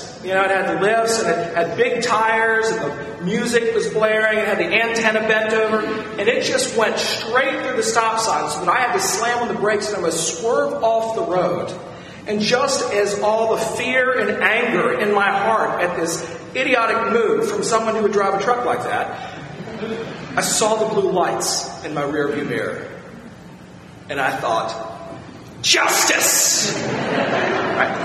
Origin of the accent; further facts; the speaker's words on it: Virginia, United States; moved away as an adult; my hometown for dinner one night in Virginia